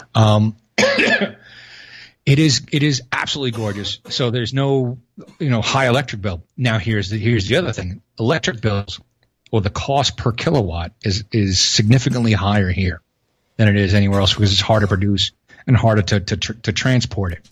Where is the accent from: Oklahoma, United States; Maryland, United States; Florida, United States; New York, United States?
New York, United States; New York City; moved away; I'm from Brooklyn